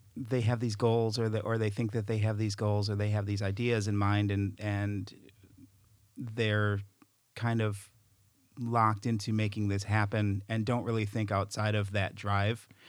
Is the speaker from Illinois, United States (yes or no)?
yes; Chicago, Illinois, United States; I'm from Chicago